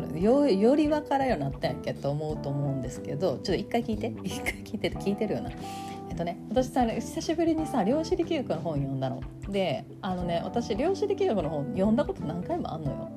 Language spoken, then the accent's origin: Japanese; Kansai, Japan; accent: Kansai-ben